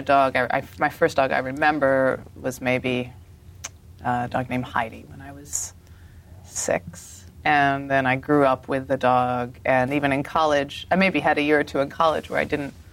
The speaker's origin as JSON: {"language": "English", "region": "Colorado", "country": "United States", "tie": "born or raised there", "also_born_or_lived": "Philadelphia, Pennsylvania", "said": "I mostly grew up in Colorado"}